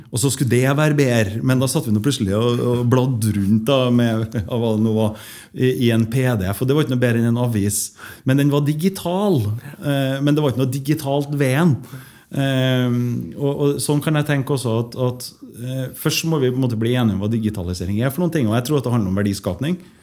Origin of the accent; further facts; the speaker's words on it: Trondheim, Trøndelag, Norway; moved away as an adult; also born or lived in Stockholm, Sweden; jeg vokste opp eh, på Moholt